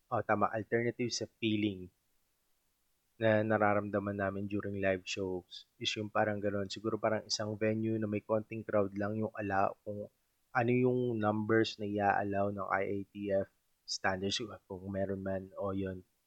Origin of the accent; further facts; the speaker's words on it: Subic, Central Luzon, Philippines; also born or lived in Olongapo City; taga-Subic ako and then nag-aral ako sa Olongapo City na 30 minutes drive lang